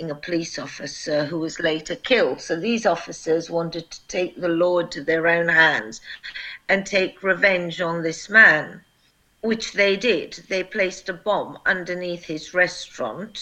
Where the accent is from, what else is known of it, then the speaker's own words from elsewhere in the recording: United Kingdom; also born or lived in Kosovo; I am a British prosecutor who went to work for the UN and then worked for Eulex in Kosovo